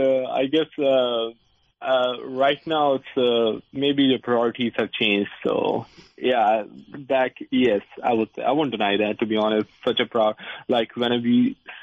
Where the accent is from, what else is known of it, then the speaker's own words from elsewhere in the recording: India; moved away as an adult; now in Fairfax, United States; I came from India. I worked over there as well.